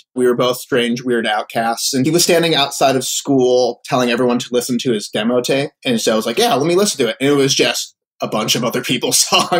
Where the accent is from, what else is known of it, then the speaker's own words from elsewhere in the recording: Winnetka, Illinois, United States; also born or lived in Florida / Philadelphia / Cleveland; I was in the suburbs. I was in Winnetka. Okay. From middle school through high school.